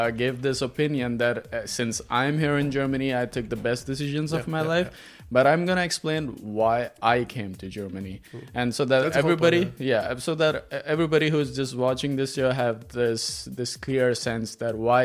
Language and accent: English; Pakistan; moved away; I'm from Pakistan, and I'm by profession a civil engineer